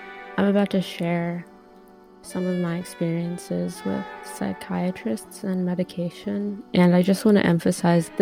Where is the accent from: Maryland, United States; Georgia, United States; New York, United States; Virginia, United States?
Maryland, United States; Baltimore; now in San Francisco Bay Area, United States; I'm from Baltimore, Maryland, but we currently live in the Bay